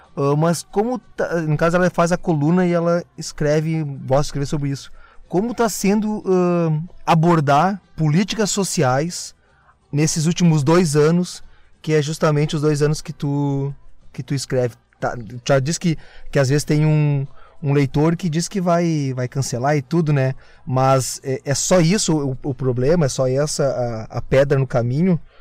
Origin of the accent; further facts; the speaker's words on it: Gravataí, Rio Grande do Sul, Brazil; eu sou de Gravataí